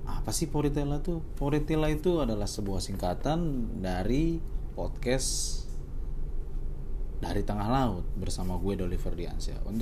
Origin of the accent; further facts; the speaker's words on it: Tambun, West Java, Indonesia; accent: Betawi (Tambun); also born or lived in Tanjung Priok; tapi gue lahir di Priuk gede di Tambun nah kalau ada yang tahu Tambun itu salah satu kecamatan di Kabupaten Bekasi di sono masih banyak orang-orang Betawi pinggirannya kayak ya Betawi Betawi pinggiran makanya logat gue banyak kan ngikutin logat logat logat di Tambun